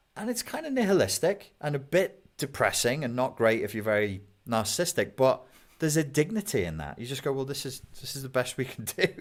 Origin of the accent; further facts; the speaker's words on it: United Kingdom; I'm British.